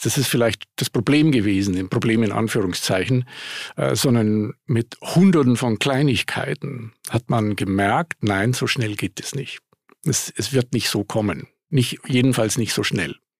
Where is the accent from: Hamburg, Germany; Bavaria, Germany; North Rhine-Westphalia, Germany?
Bavaria, Germany; Munich; moved away as an adult; also born or lived in Grenoble / New York; ich bin Münchner, was man an der Stimme ja auch hört. Ich habe einen Dialekt, ich kriege den nicht los. habe es inzwischen aufgegeben, das zu probieren. Äh, um, ähm, aber äh, bin dort aufgewachsen